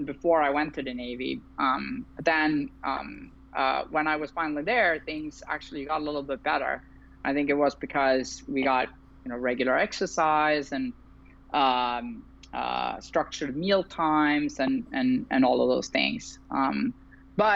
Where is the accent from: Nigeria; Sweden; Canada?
Sweden; moved away as an adult; also born or lived in Berlin, Germany; now in San Francisco, United States; I currently live in San Francisco, California. I've been here for about 6 years now, but I'm originally from Sweden